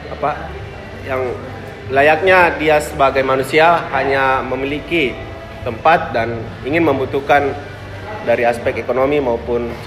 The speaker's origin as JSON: {"language": "Indonesian", "town": "Makassar", "region": "South Sulawesi", "country": "Indonesia", "tie": "born there", "said": "Tempat tanggal lahir Ujung Pandang 11 Februari tahun 2000"}